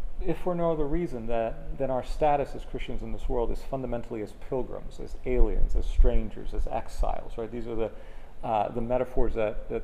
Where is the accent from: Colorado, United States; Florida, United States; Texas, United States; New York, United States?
Florida, United States; Miami; moved away as an adult; also born or lived in Clearwater, Florida / Orlando, Florida; now in Gainesville, United States; I grew up in Miami